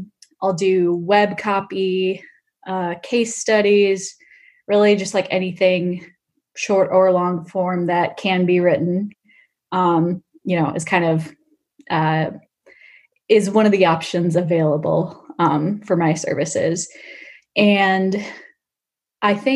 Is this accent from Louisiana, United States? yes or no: no; Michigan, United States; moved away as an adult; now in Bay Area, United States; Originally from Michigan, but I've lived in the Bay Area for 5 years